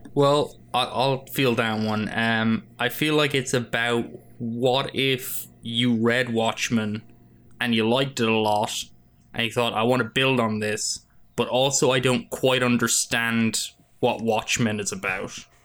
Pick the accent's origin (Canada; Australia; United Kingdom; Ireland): Ireland; now in United States